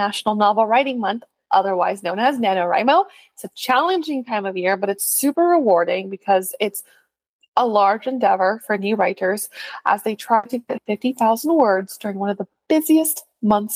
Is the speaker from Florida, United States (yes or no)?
no; California, United States; accent: California; as a Californian